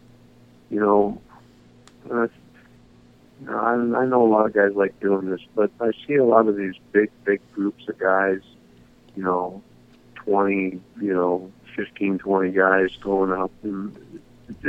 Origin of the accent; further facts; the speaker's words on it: Boise, Idaho, United States; also born or lived in Fond du Lac, Wisconsin; now in Washington, United States; my folks moved us to Boise, Idaho, when I was in the fifth grade